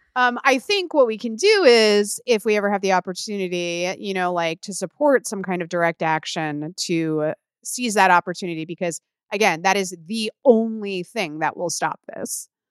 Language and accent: English; Illinois, United States; where I grew up in Illinois